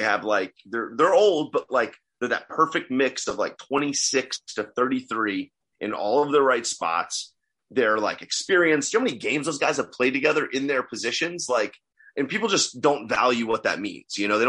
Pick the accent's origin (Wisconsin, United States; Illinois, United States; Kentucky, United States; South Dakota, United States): Kentucky, United States; I'm from Kentucky. And so here's the crazy thing about people in Kentucky.